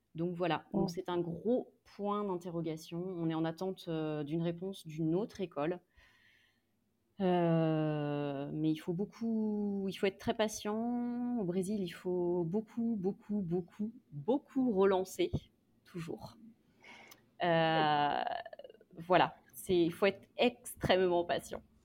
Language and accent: French; France; moved away as an adult; now in Brazil; On est quatre, on est français, on est blanc